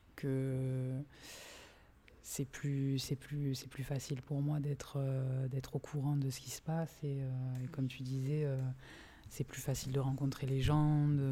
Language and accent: French; Marseille, Provence-Alpes-Côte d'Azur, France; je suis née à Marseille